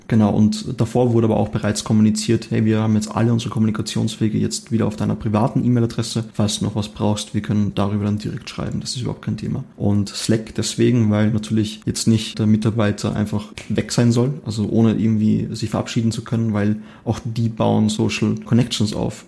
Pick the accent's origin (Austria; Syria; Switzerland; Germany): Austria; also born or lived in Linz, Austria; ich komme eigentlich aus Österreich